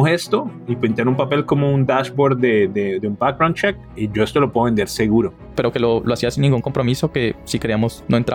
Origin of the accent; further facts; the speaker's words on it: Cali, Valle del Cauca, Colombia; soy de Cali, mi mamá es de Armenia, mi papá es samario de Santa Marta.